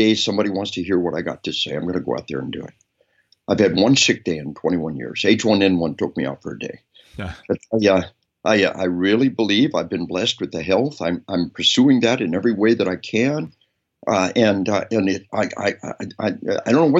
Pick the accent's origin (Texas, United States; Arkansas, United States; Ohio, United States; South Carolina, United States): Arkansas, United States; We are from Arkansas